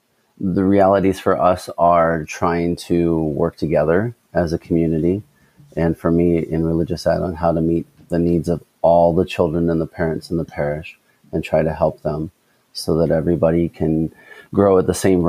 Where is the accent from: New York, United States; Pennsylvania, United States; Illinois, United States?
Illinois, United States; now in Des Moines, United States; I was born in Illinois, so I'm a transplant to Iowa.